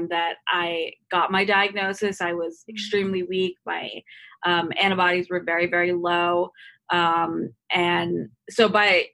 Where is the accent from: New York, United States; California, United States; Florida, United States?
Florida, United States; Boca Raton; I grew up in Boca Raton, which is, you know, kind of an affluent city